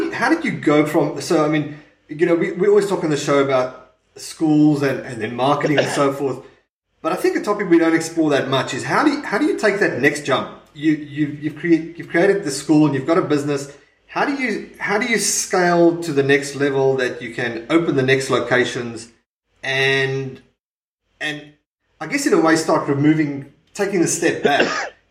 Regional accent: South Africa; now in Perth, Australia; I'm from South Africa and I'm living in Perth

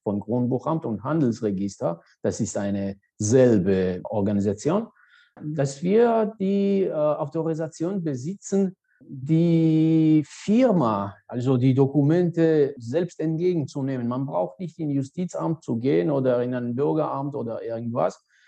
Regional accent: Georgia; German is a second language; moved away as an adult; also born or lived in Saarbrücken, Germany / Münster, Germany; gebürtige Georgier

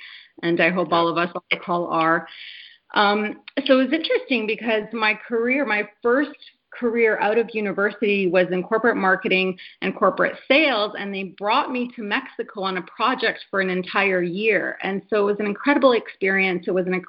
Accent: Canada; also born or lived in Poland; I come from an immigrant family. I was born in Poland. We moved to Canada when I was 6 years old, my brother and I.

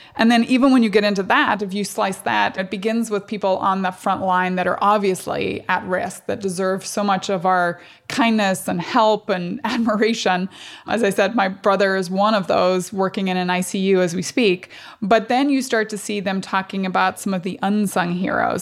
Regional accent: Strabane, Northern Ireland, United Kingdom; moved away; I grew up in Northern Ireland

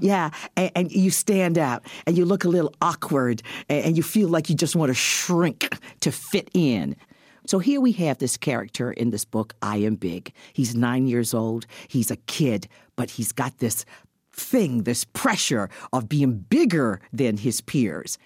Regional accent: Barbados; now in Canada; I was a kid who was born in this country, went to school in Barbados.

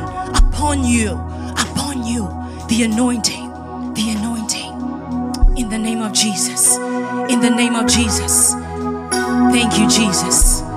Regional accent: Kenya; moved away; as a Kenyan

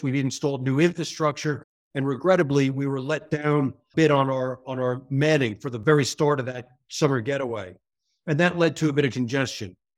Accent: New York area, United States; accent: American; moved away as an adult; now in United Kingdom; you hear from my accent, I'm American from New York, the New York area. But I spent most of my adult life abroad and generally in the British Isles and the U K specifically

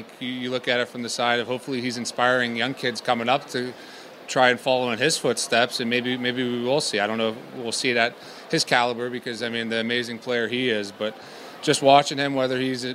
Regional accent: Pittsburgh, Pennsylvania, United States; now in Anaheim, United States; growing up in Pittsburgh

